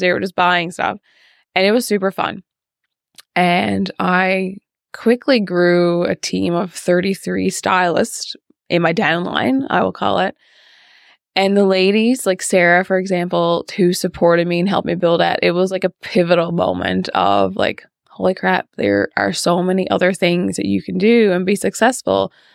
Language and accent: English; Fogo, Newfoundland and Labrador, Canada; I am from Fogo Island, and I grew up in Fogo